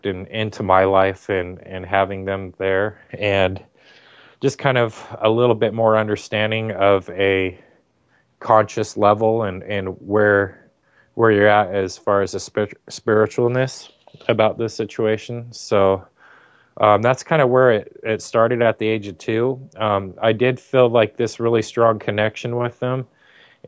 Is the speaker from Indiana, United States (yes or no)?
no; Torrance, California, United States; we lived in Southern California